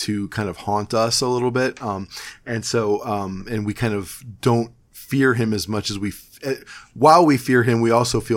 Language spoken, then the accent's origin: English; Cleveland, Ohio, United States; growing up in Cleveland